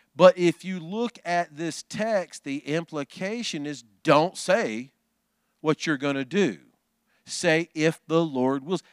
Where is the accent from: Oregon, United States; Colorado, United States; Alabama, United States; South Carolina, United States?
Alabama, United States; Huntsville; Huntsville, Alabama, my hometown